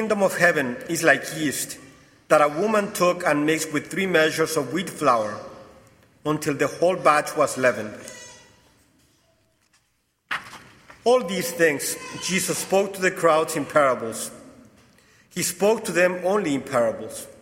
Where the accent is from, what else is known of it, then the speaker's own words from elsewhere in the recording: Mexico; accent: Mexican and Portuguese; English is a second language; moved away as an adult; also born or lived in New Hampshire, United States / Italy / Brazil; now in Connecticut, United States; I'm originally from Mexico